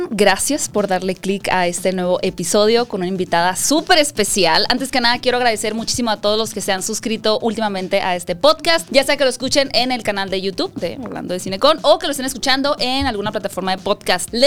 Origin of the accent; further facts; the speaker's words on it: Hermosillo, Sonora, Mexico; yo soy de Hermosillo.